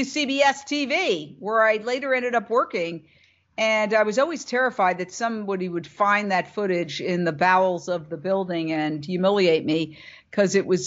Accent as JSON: {"language": "English", "town": "New York City", "region": "New York", "country": "United States", "tie": "born or raised there", "also_born_or_lived": "Fort Myers, Florida / Minneapolis / Philadelphia", "moved": "as an adult", "said": "I was a city girl. I was brought up in Midtown Manhattan. I grew up across from Carnegie Hall"}